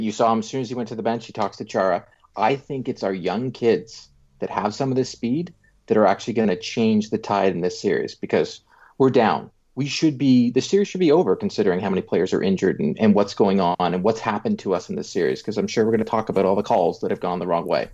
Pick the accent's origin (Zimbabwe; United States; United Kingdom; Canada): Canada; I'm Canadian